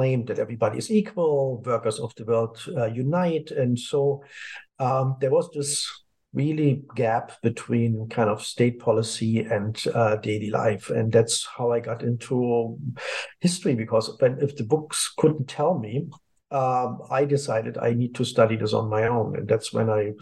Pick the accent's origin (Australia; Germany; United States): Germany; East Germany; moved away as an adult; I grew up in Germany, to be more precise, in the former communist part of Germany, where I spent kind of my life until I was 28.